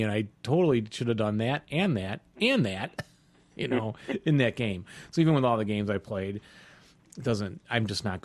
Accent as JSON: {"language": "English", "town": "Chicago", "region": "Illinois", "country": "United States", "said": "we're from Chicago"}